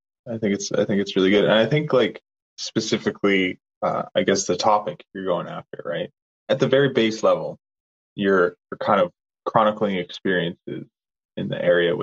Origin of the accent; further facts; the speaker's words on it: Canada; moved away; I think growing up in the Peace Country was only half of it.